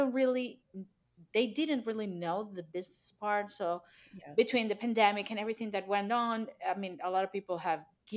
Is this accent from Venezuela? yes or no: yes; Venezuela; now in Portugal; I'm not Portuguese also. I'm from Venezuela. I live here because my husband is Portuguese, and we moved from Venezuela because of political situation.